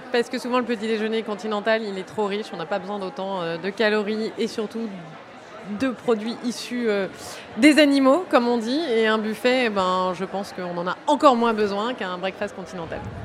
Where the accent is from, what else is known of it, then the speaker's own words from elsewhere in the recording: Provence-Alpes-Côte d'Azur, France; je suis provençale.